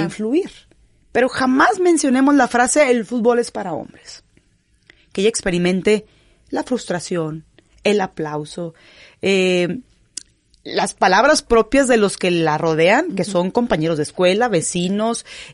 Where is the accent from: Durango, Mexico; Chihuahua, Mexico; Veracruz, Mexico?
Durango, Mexico; Gómez Palacio; also born or lived in Canada / Kazakhstan; now in Monterrey, Mexico; soy originaria de Gómez Palacio, Durango, la región de La Laguna, la comarca lagunera, lagunera 100%